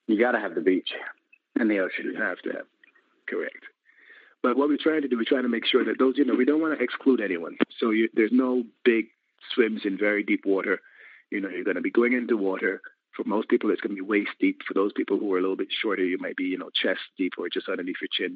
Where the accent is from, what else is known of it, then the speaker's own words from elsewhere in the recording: Barbados; I'm in Barbados. I'm from Barbados